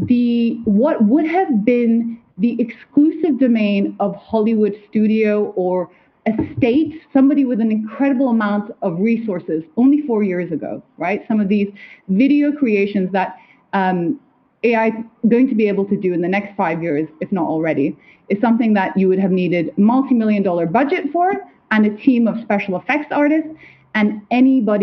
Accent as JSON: {"language": "English", "town": "Kathmandu", "region": "Bagmati", "country": "Nepal", "tie": "born or raised there", "moved": "yes", "said": "I'm half Nepalese, right? I grew up in Kathmandu"}